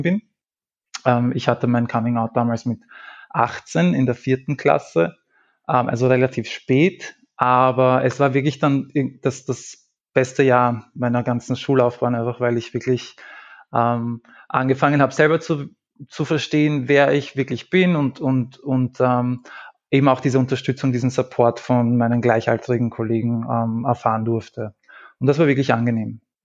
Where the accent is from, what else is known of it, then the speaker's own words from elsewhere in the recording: Lower Austria, Austria; moved away as an adult; now in Vienna, Austria; ich habe vor zehn Jahren maturiert ähm, und ich, es war jetzt nicht so, dass das damals ähm, bei uns in Niederösterreich